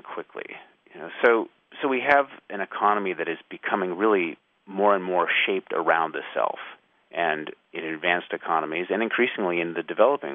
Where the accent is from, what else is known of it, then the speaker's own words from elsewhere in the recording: United States; I'm an American author